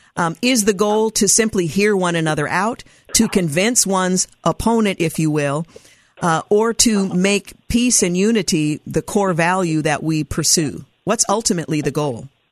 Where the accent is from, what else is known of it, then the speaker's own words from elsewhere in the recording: United States; we are all Americans